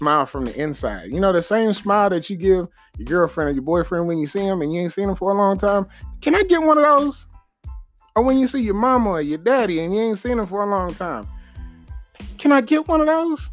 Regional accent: Texas, United States; I'm from Texas.

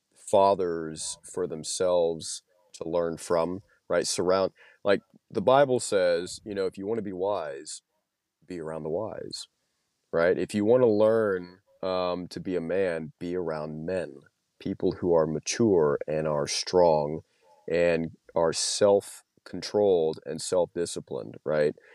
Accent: Louisiana, United States; moved away as an adult; now in Moscow, Idaho, United States; I was from Louisiana. That's where I went back home to after I got out of the Marine Corps

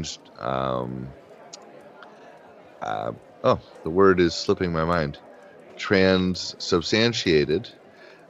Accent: Midwest, United States; as a Midwesterner

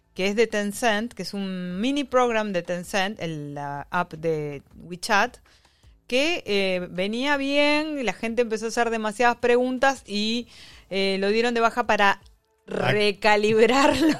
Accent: Uruguay; also born or lived in Argentina; now in China; soy argentino-uruguaya, este, uruguaya-argentina

